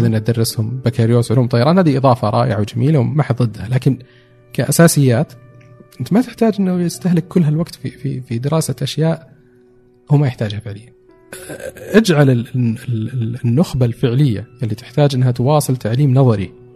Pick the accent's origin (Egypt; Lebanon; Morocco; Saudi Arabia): Saudi Arabia; also born or lived in Dubai; now in Riyadh, Saudi Arabia; اني سعودي